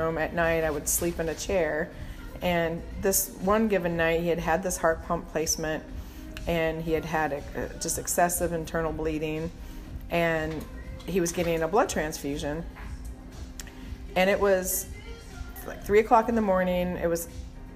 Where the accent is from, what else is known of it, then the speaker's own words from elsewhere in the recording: Minnesota, United States; I grew up in Minnesota